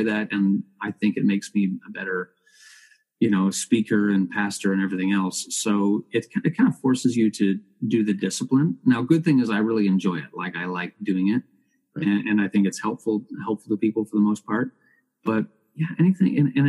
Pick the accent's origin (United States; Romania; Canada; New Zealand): Canada; Oh, absolutely. Yeah. It's one of our cultural icons that really puts us on the map.